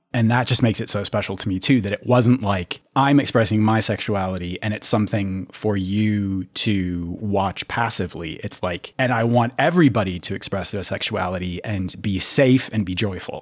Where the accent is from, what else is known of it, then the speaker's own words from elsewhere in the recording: Minneapolis, Minnesota, United States; I grew up in the Twin Cities as well